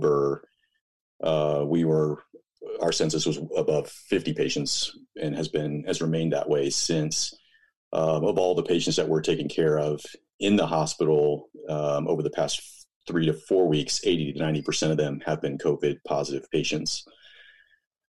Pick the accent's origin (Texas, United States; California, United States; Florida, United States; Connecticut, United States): Texas, United States; Dallas; moved away as an adult; also born or lived in Houston, Texas / Hawaii; now in Boulder, United States; I was born and raised in Texas, grew up in Dallas